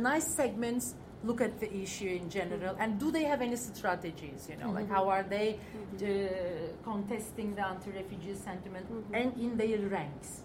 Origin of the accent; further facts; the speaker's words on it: Ankara, Turkey; I come from Ankara